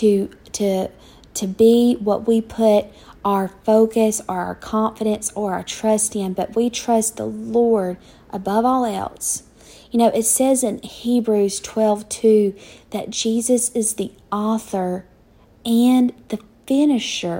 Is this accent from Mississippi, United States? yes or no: no; Douglas, Georgia, United States; moved away as an adult; also born or lived in Tulsa, Oklahoma; I never lived anywhere but my hometown of Douglas, Georgia. Grew up there